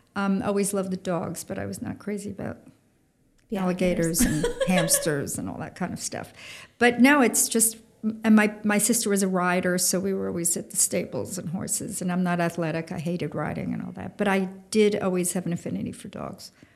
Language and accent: English; Long Island, New York, United States; I grew up on Long Island